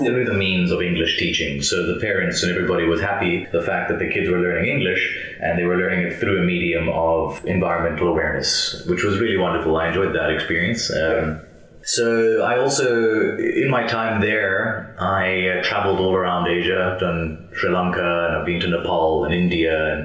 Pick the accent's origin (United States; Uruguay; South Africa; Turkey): South Africa; Johannesburg, Gauteng; I grew up in Johannesburg.